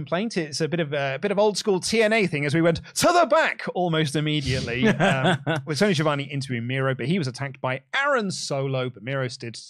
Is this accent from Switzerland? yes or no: no; United Kingdom; Look, as a Brit wrestling fan, a British wrestling fan, particularly one who frequented Rev Pro a lot.